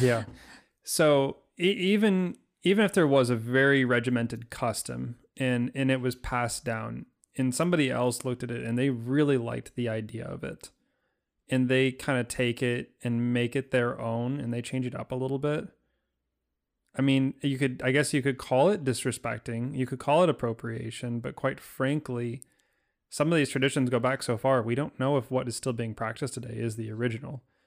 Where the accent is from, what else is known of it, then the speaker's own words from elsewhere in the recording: United States; as American